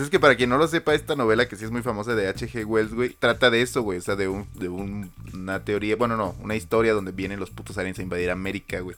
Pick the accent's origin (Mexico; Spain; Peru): Mexico